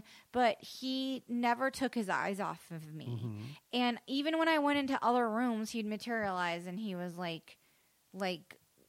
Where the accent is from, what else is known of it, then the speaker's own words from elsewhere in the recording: the South, United States; grew up in the South, yeah.